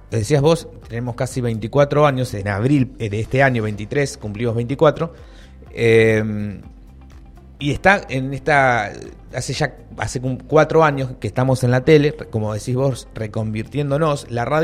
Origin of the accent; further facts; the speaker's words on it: Argentina; yo no soy porteño